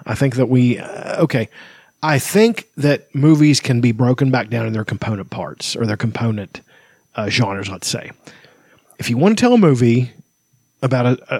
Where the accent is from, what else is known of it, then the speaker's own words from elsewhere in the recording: Appalachia, United States; I'm Appalachian, but I never say I'm an Appalachian American.